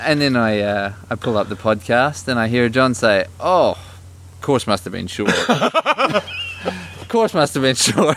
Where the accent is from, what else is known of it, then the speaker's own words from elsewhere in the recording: Australia; moved away; growing up in Australia, when I was there in my young teens